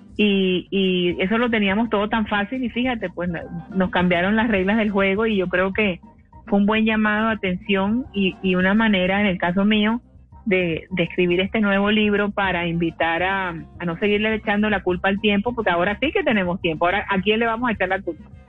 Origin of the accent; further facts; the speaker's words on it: Cartagena, Bolívar, Colombia; Yo soy de Cartagena